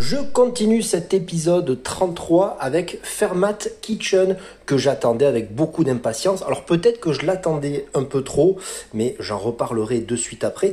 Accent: France; quand on montait en tant que Français à Paris

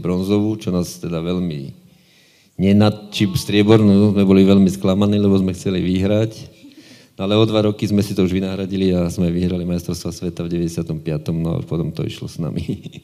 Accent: Žilina, Žilina Region, Slovakia; som vyrastal v Povazkom chlmci a že som býval priamo pri vode

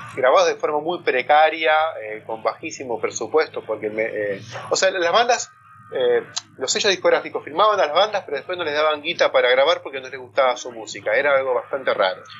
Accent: San Miguel, Buenos Aires Province, Argentina; moved away as an adult; now in Tigre, Argentina; Yo soy de San Miguel

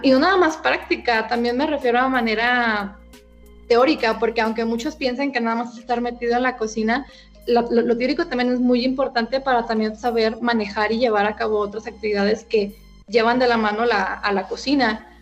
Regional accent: Guanajuato, Mexico; yo soy de, aquí de Guanajuato

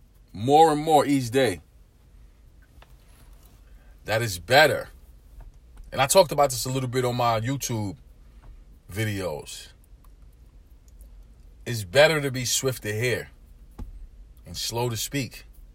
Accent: Brooklyn, New York, United States; I grew up in urban America. I grew up in East New York, Brooklyn. Inner city community.

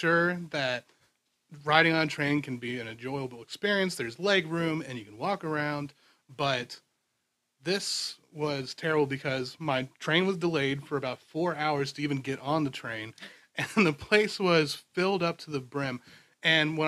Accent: Virginia, United States; I'm from Virginia

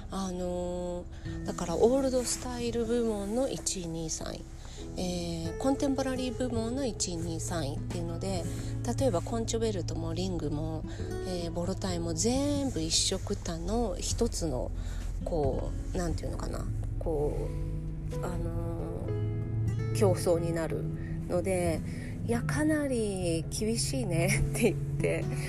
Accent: Shizuoka, Japan; moved away; 私は地元が静岡なんですけれども

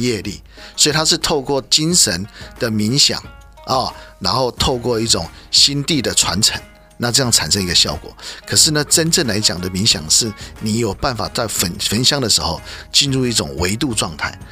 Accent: China; 我们中国人

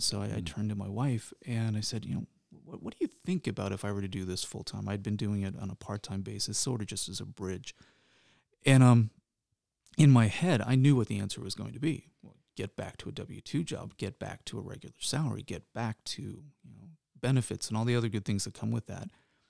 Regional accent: Midwest, United States; also born or lived in New Jersey; So I am not a native Cincinnatian. I was born in New Jersey, moved to the Midwest because of my dad taking a job at a fairly young age, so I lost the accent.

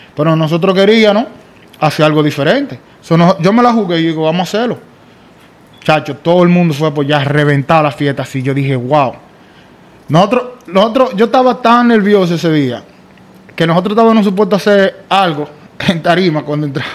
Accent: Santo Domingo Este, Distrito Nacional, Dominican Republic; moved away; Yo soy dominicano y mitad judío

